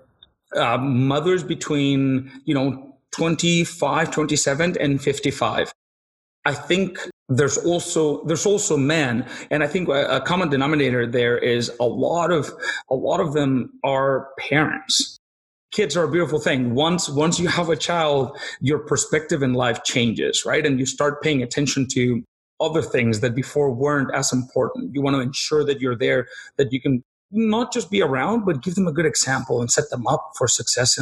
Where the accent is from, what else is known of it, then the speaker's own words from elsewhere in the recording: Mexico; moved away as an adult; also born or lived in Peru; now in Nanaimo, Canada; I grew up in Mexico. When I was about 21 years old, I lived in Peru for about a year